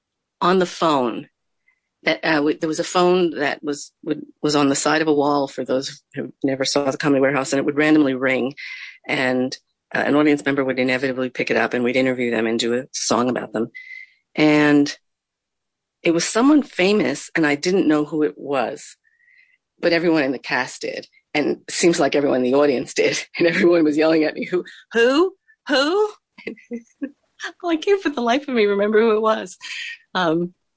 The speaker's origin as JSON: {"language": "English", "region": "New Jersey", "country": "United States", "tie": "born or raised there", "said": "we grew up in New Jersey"}